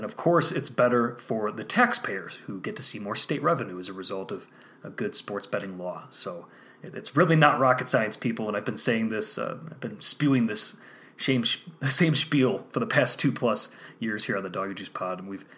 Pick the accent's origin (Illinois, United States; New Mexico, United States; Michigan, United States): Illinois, United States; now in Colorado, United States; my home state of Illinois.